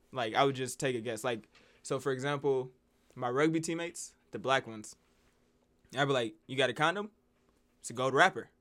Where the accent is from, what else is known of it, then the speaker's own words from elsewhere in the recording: Las Vegas, New Mexico, United States; we came down from Vegas.